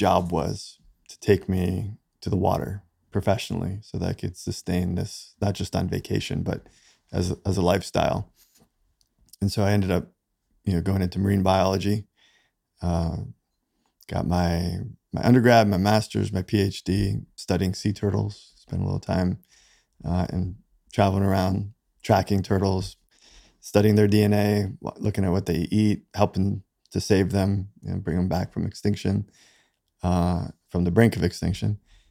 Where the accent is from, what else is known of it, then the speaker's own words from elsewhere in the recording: New York City, New York, United States; moved away; So I grew up, I was born in New York City.